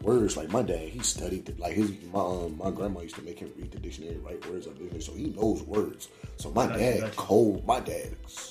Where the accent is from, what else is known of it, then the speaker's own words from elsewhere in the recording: Chicago, Illinois, United States; Growing up in Chicago, it would be like different … songs.